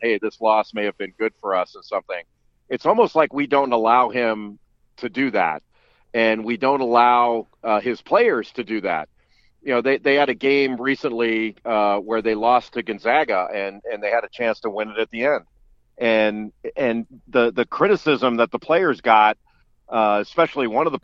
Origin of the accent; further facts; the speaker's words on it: Los Angeles, California, United States; moved away as an adult; I grew up in Los Angeles